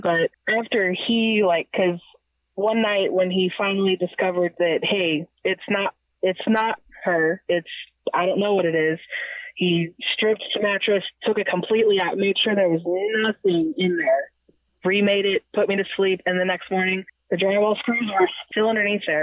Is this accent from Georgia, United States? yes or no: no; Missouri, United States; born and raised in Missouri